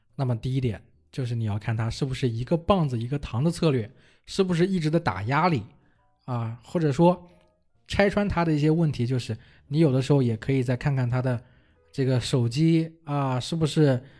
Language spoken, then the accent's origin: Chinese; China; 我们中国人